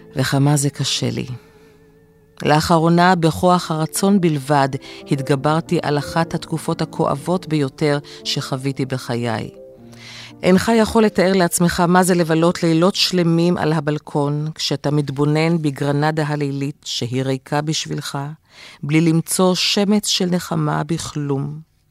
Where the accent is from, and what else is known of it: Israel